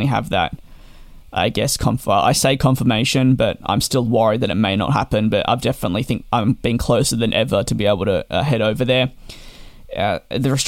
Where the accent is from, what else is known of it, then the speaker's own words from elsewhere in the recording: Australia; being Australian